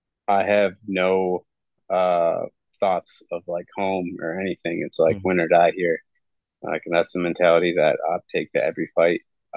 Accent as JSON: {"language": "English", "town": "Sparta", "region": "Michigan", "country": "United States", "tie": "born or raised there", "said": "I'm from Sparta, Michigan. So growing up, I was a Spartan."}